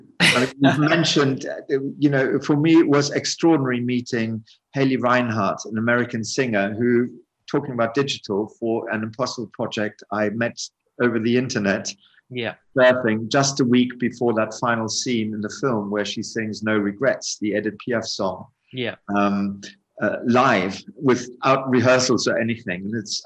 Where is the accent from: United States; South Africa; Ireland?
South Africa; I grew up in South Africa partially.